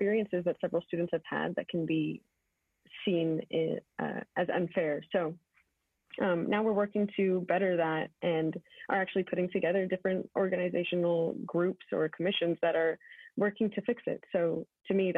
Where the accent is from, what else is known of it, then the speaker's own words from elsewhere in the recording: San Antonio, Texas, United States; moved away as an adult; now in Waco, United States; I am from San Antonio, Texas